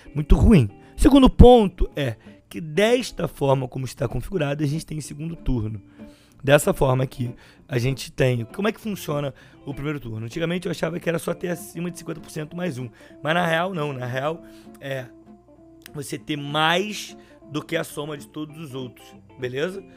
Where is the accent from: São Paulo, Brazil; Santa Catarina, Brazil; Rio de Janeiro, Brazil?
Rio de Janeiro, Brazil; Baixada Fluminense; Eu sou da Baixada Fluminense.